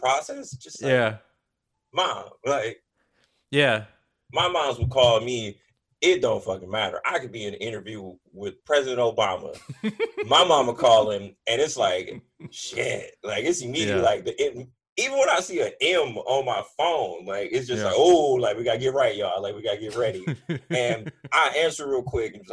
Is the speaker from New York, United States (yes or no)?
no; Compton, California, United States; I'm born and raised in Compton, and we got gangs. Like, it's LA.